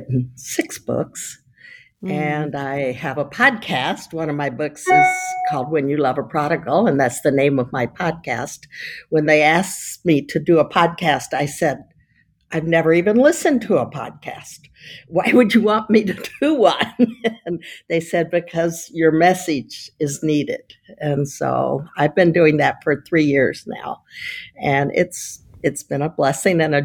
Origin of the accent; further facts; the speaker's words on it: Texas, United States; moved away as an adult; also born or lived in California; now in Florida, United States; I'm from Texas, but I live in Florida, and I lived in California. So I haven't lived in Texas since I finished college, but I'm still a total Texan.